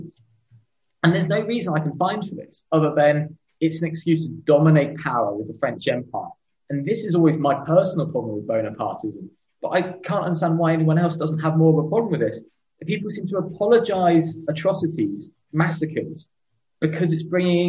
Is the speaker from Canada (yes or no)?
no; United Kingdom; two British white middle-class males